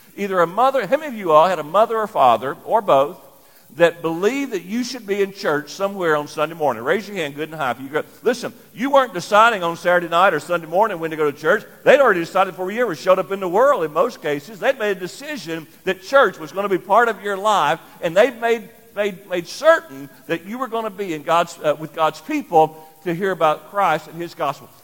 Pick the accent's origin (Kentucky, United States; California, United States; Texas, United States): Kentucky, United States; Lyon County; moved away as an adult; also born or lived in Indianapolis, Indiana; I grew up in Lyon County, Kentucky, but worked in Indianapolis for a number of years